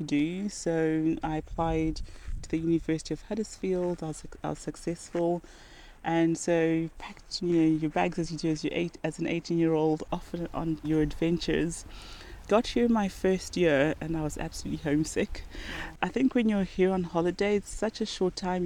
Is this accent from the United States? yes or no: no; Zimbabwe; moved away as an adult; also born or lived in Mutare, Zimbabwe / Harare, Zimbabwe / Bulawayo, Zimbabwe; now in United Kingdom; I grew up in Zimbabwe. Very lucky in that I managed to live in all three major cities. So I was born in Mutare